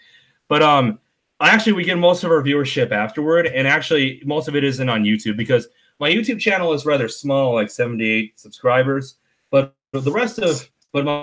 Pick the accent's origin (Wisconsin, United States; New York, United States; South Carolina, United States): Wisconsin, United States; I'm from Wisconsin